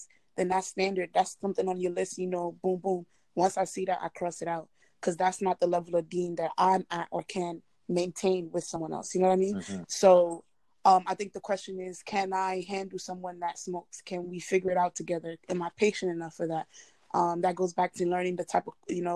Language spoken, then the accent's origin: English; Nigeria; as a Nigerian